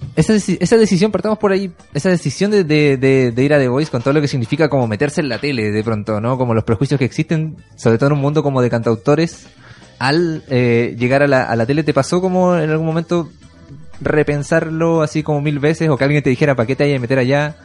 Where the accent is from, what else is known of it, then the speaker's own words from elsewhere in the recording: Iquique, Tarapacá, Chile; now in Santiago, Chile; Yo soy de Quique y, en, y yo he hecho, hasta el día de hoy, yo me vine hace ya 15 años para acá